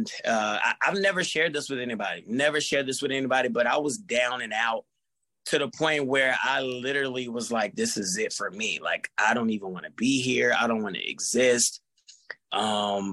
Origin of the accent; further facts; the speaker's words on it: Fayetteville, United States; I love my hometown. I put on for my hometown